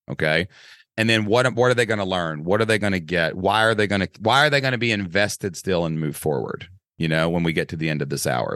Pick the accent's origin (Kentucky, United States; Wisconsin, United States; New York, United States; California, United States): Kentucky, United States; accent: Southern Kentucky; I'm a guy from Kentucky